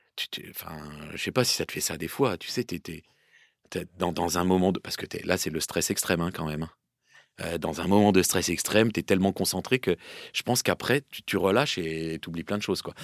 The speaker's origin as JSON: {"language": "French", "area": "Seine-et-Marne", "region": "Île-de-France", "country": "France", "tie": "born or raised there", "also_born_or_lived": "Paris / Valloire", "moved": "yes", "said": "Je suis né à Paris et débute en Seine-et-Marne. Et je joue en Seine-et-Marne dans un petit club"}